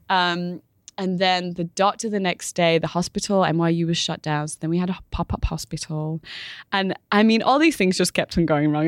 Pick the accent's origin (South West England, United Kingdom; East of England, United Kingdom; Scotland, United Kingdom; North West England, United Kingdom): North West England, United Kingdom; Manchester; moved away as an adult; now in New York, United States; I was born in Manchester, in England